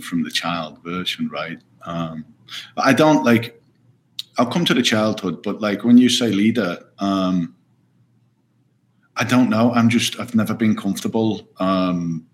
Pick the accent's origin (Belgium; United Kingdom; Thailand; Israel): United Kingdom; Stoke-on-Trent, West Midlands; I was born and raised in Stoke-on-Trent